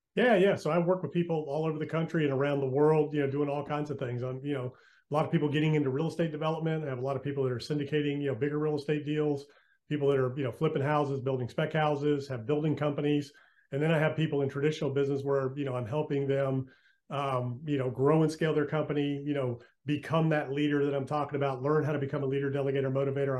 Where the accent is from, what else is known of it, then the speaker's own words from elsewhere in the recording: Virginia Beach, Virginia, United States; moved away as an adult; also born or lived in Western North Carolina / Outer Banks, North Carolina; I'm from Virginia Beach